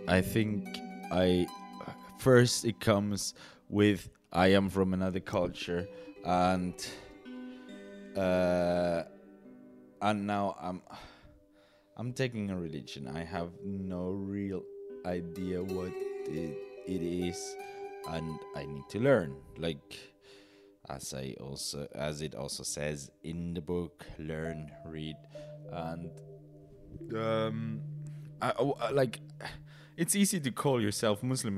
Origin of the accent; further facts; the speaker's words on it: Basel, Basel-Stadt, Switzerland; also born or lived in Great Britain; I was born in Basel, then moved for a while to Great Britain uh, because my dad did something there, and then we came back